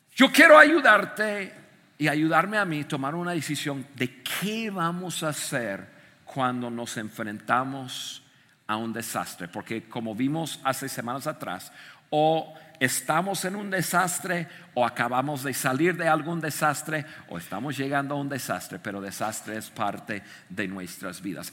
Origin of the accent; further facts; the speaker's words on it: United States; moved away; desde niño, yo crecí en Estados Unidos